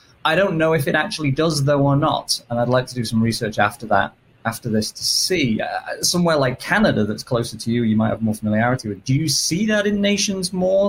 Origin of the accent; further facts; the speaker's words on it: England, United Kingdom; now in United States; as listeners can probably tell from my accent, I'm British originally. Although my sister will happily tell you I now sound more American than British.